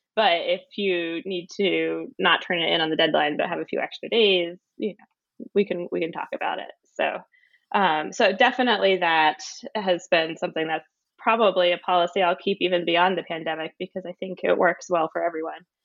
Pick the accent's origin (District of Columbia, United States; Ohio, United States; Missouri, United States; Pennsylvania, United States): Pennsylvania, United States; Philadelphia; moved away as an adult; also born or lived in Wellesley, Massachusetts; now in Somerville, United States; I was born in Pennsylvania in the Philadelphia area, and I went to a public high school